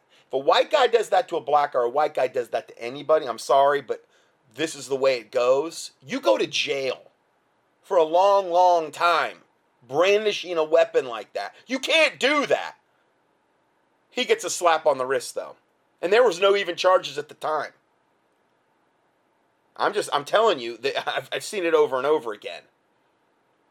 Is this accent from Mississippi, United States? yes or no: no; Hickory, North Carolina, United States; This is my hometown, okay? This was in the local newspaper I get every day. Hickory, North Carolina.